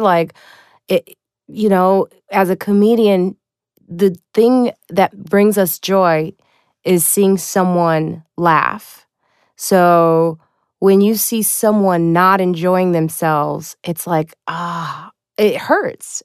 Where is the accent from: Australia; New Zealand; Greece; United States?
United States; Highland Park, Illinois; I am from Chicago. I grew up in Chicago. I grew up in, uh, Highland Park